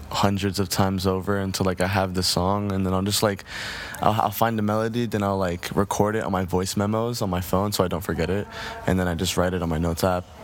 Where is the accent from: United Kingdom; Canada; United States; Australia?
United States; New Jersey; Yeah, I mean, New Jersey has always been very calm to me. I mean, I grew up around a very musical family who always just like loved music.